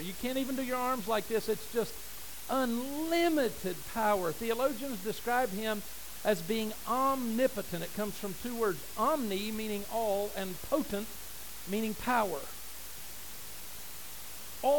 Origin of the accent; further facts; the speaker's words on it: United States; as an American